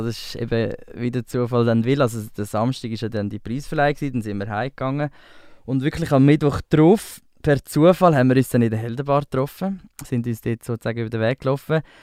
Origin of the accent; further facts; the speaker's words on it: Spreitenbach, Aargau, Switzerland; also born or lived in Winterthur; now in Zurich, Switzerland; ich habe eigentlich meine ganze Kindheit in Spreitenbach ähm, erlebt. Dort bin ich aufgewachsen